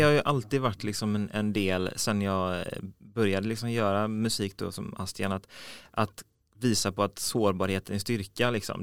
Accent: Mölnlycke, Västra Götaland, Sweden; now in Gothenburg, Sweden; Jag kommer från eh, Mönlycke, eh, så på väg mot Landvetter flygplats

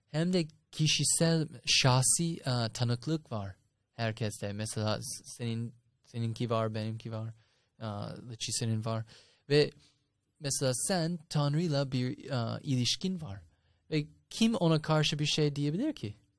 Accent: United States; moved away; ben Amerikalıyım.

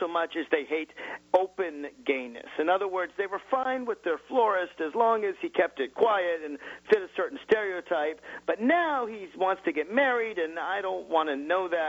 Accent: Virginia, United States; my home state of Virginia

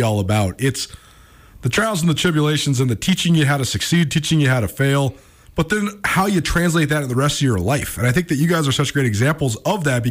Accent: Missoula, Montana, United States; I'm from Missoula

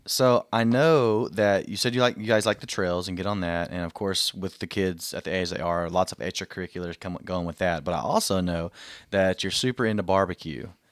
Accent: Southeast Texas, United States; I'm from Southeast Texas

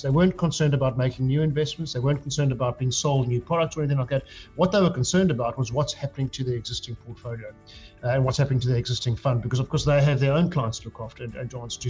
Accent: South Africa; moved away as an adult; now in United Kingdom; I grew up in South Africa, um, as you can hear by the accent

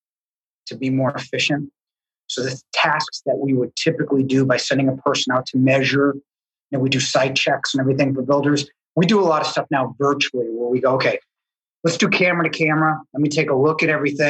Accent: Needham, Massachusetts, United States; I grew up in Needham.

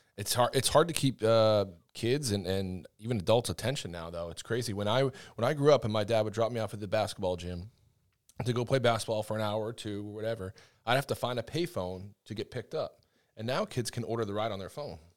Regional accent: Northeast, United States; I'm from the Northeast, so I'm a, I'm a Yankee up there

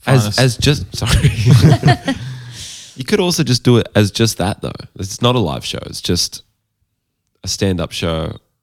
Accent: Toronto, Ontario, Canada; I'm from Toronto.

